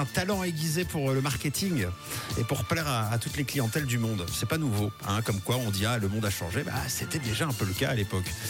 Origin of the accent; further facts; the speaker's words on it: Switzerland; chez nous en Suisse